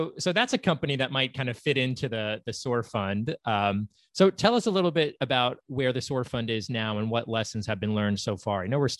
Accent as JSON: {"language": "English", "town": "Columbus", "region": "Ohio", "country": "United States", "tie": "born or raised there", "said": "my hometown of Columbus"}